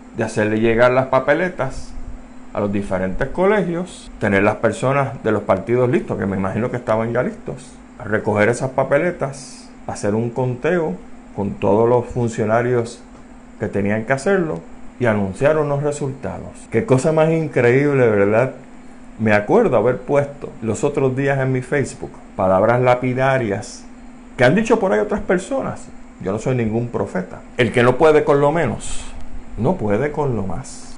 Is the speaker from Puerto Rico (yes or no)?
yes; Puerto Rico